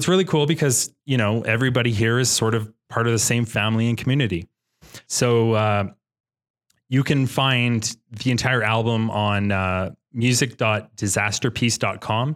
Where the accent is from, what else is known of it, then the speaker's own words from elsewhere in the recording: Canada; We're Canadian